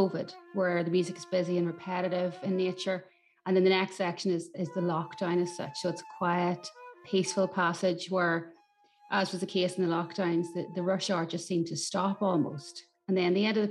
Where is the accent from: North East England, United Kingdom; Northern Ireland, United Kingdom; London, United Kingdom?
Northern Ireland, United Kingdom; Newry; I am a composer from Newry in County Down